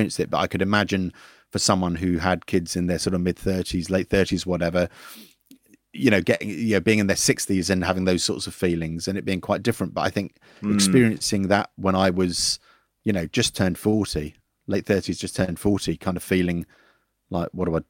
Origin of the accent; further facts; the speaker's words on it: Forest Hill, London, United Kingdom; No, I'm from Forest Hill. Well, halfway between Forest Hill and Catford.